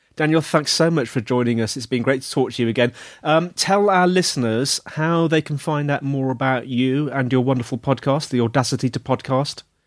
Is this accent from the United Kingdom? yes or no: yes; United Kingdom; I'm British